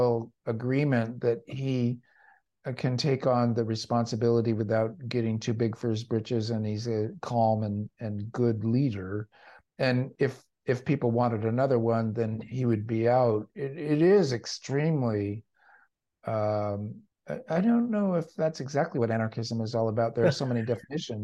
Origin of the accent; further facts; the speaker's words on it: Orange County, California, United States; I grew up in Orange County